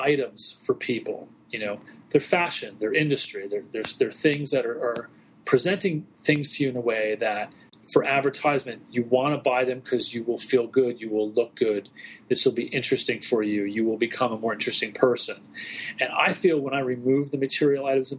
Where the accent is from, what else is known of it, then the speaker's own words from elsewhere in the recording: New Jersey, United States; now in Brooklyn, United States; I was raised in New Jersey, right outside of Manhattan.